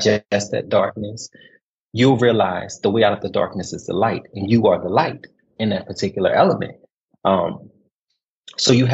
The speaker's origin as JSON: {"language": "English", "town": "New Orleans", "region": "Louisiana", "country": "United States", "tie": "born or raised there", "moved": "as an adult", "lives_now": "Kuwait", "said": "I'm originally from New Orleans, Louisiana, born and bred"}